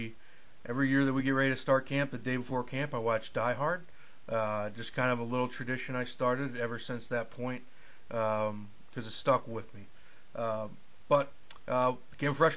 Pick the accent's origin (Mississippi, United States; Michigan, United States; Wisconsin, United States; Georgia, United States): Michigan, United States; Escanaba; I basically enrolled at Baynock Community College in my hometown of Escanaba